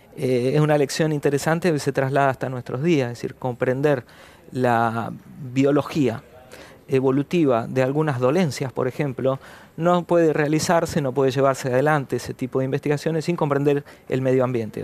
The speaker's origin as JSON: {"language": "Spanish", "region": "Patagonia", "country": "Argentina", "said": "Soy patagónico, mis padres son patagónicos, mis abuelos eran patagónicos."}